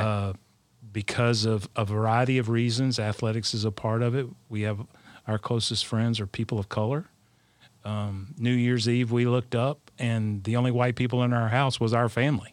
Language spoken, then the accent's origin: English; South Alabama, United States; I'm from South Alabama, the heart of Dixie.